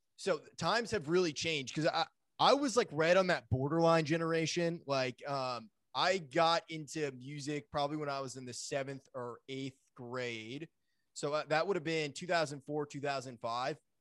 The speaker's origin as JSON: {"language": "English", "region": "Maine", "country": "United States", "tie": "born or raised there", "said": "I grew up in Maine"}